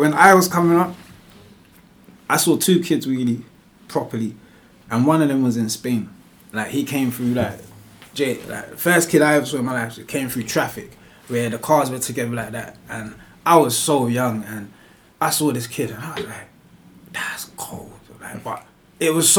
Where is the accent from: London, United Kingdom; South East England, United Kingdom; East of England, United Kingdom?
London, United Kingdom; I was raised in Northwest London from a kid, so like Wembley, Harsden area.